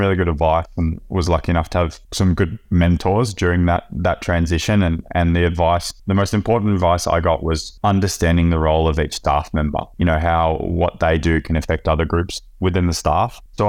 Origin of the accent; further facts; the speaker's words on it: Victoria, Australia; now in Europe; from Central Victoria. I've been living in Europe since 2007.